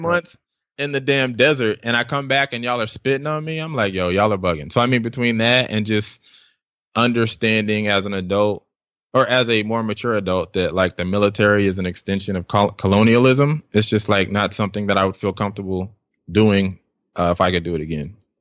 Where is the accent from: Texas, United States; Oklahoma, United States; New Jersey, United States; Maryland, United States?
Oklahoma, United States; Tulsa; also born or lived in Bronx, New York; I think I was about like eight nine whenever we bounced from there, and then we relocated to uh, Tulsa, Oklahoma